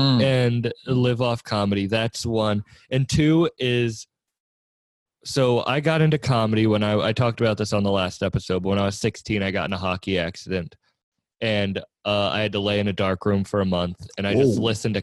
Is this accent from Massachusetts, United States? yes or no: yes; Cape Cod, Massachusetts, United States; I grew up on Cape Cod